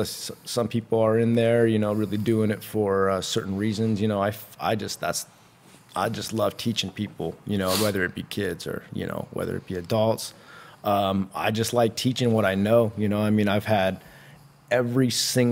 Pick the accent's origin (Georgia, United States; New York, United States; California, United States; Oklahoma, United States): California, United States; Santa Cruz; I was raised in Santa Cruz